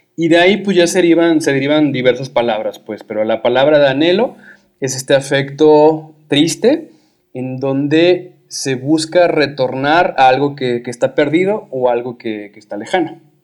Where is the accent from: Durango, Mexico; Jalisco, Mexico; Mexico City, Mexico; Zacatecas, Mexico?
Jalisco, Mexico; Guadalajara; yo soy de Guadalajara